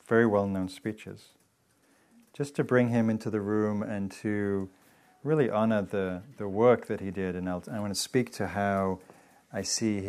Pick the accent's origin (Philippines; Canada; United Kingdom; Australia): United Kingdom; England; now in United States; I grew up in England